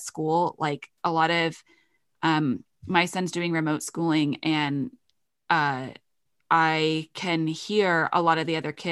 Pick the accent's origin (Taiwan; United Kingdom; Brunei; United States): United Kingdom; I'm British.